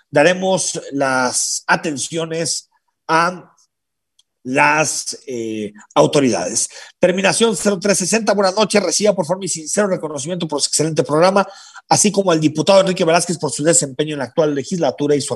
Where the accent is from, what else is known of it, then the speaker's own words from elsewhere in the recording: Mexico; Si esa es la situación por la que tiene que aguantar, somos todos los mexicanos, qué desgracias.